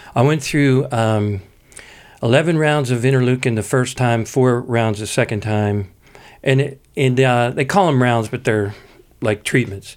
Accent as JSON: {"language": "English", "town": "Pittsburgh", "region": "Pennsylvania", "country": "United States", "said": "I come from Pittsburgh where, you know, everybody, you know, talks out of the side of their mouth"}